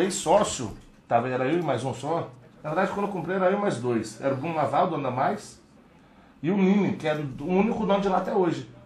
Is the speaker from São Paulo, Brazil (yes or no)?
no; Vila Velha, Espírito Santo, Brazil; nós somos cria da Praia da Costa